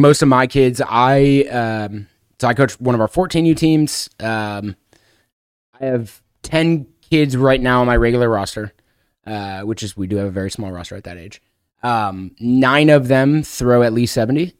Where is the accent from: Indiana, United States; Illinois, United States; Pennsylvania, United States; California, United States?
Illinois, United States; Chicago; moved away; I'm originally from Chicago, so I was living in the Chicago area